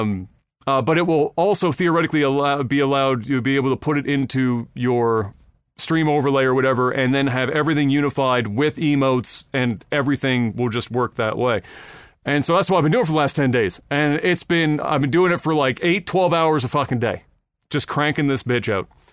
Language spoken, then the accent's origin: English; Halifax, Nova Scotia, Canada